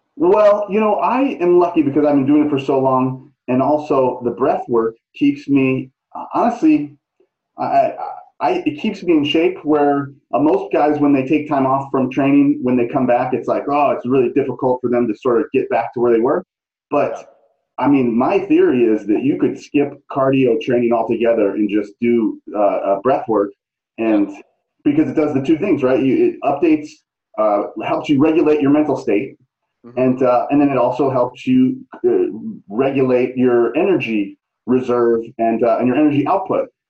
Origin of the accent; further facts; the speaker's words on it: St. Louis, Missouri, United States; moved away; I'm from the Midwest, though. You know that. I'm from yeah. St. Louis